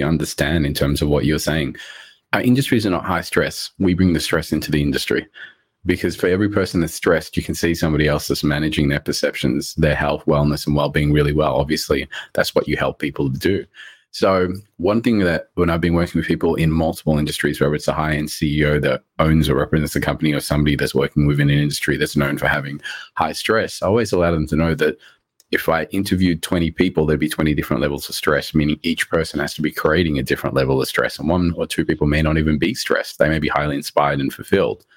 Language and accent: English; Australia; English is a second language; also born or lived in Rodrigues, Mauritius; I came to Australia, I was about 4 years old. My parents bought us from Mauritius